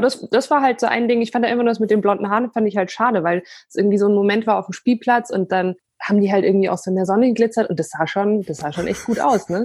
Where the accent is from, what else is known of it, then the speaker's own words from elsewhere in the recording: Bayreuth, Bavaria, Germany; first language Polish; German is a second language; ich bin äh, in Bayreuth geboren